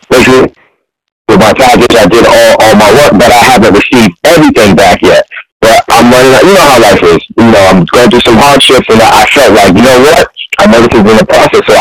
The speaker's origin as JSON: {"language": "English", "region": "Massachusetts", "country": "United States", "said": "I'm from Massachusetts. This car's from Massachusetts."}